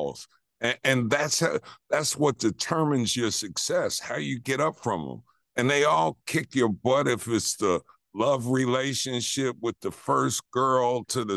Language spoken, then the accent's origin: English; New York City, New York, United States; moved away; I grew up in Queens